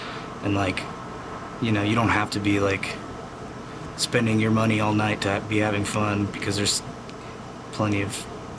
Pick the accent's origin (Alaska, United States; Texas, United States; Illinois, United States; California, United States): Texas, United States; Austin; Well, yeah, Texas is extremely conservative and Christian, and we have a lot of guns, a lot of racism.